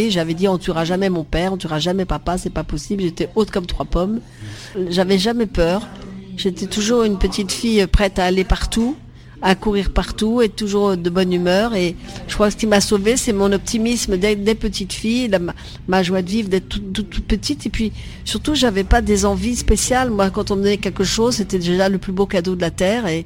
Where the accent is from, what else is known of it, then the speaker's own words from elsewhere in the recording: Vietnam; ma vie avant Marie-Rose, c'est d'être euh, en Indochine où je suis née, au Vietnam, et j'ai eu la chance d'être sur une plantation de caoutchouc.